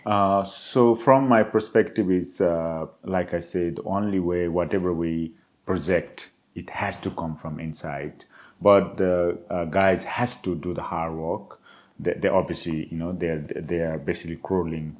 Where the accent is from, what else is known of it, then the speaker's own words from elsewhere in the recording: Nepal; moved away; the culture I grew up in the Himalayas and in Nepal